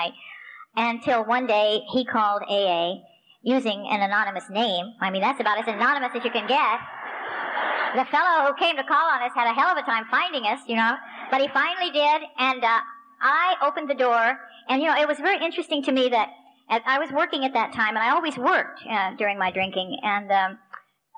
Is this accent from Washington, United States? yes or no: yes; Spokane, Washington, United States; also born or lived in Tucson, Arizona; I'm from Spokane, Washington, which is the other side of the state